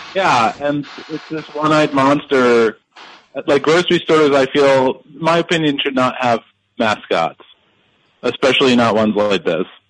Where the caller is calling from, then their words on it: Chicago, Illinois, United States; calling in from Chicago.